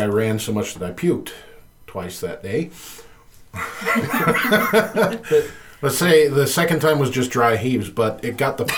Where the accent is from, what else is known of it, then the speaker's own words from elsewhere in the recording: Compton, California, United States; I'm a white boy from Compton